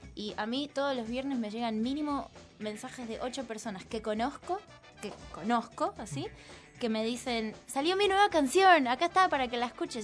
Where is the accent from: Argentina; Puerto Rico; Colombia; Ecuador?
Argentina; Buenos Aires; moved away as an adult; now in Mexico; nací acá, crecí acá y siempre me consideré súper como porteña